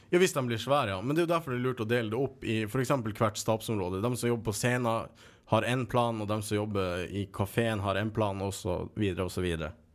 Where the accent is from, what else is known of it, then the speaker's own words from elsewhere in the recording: Kåfjord, Troms, Norway; moved away; jeg har vært en tur nordpå, hjemme i Kåfjord i Troms. Nord-Troms.